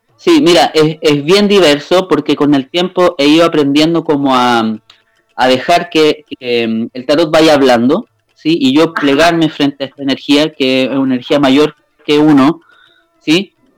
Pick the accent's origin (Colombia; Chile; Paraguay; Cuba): Chile; Limache, Valparaíso; yo soy eh, eh, de Chile, de Limache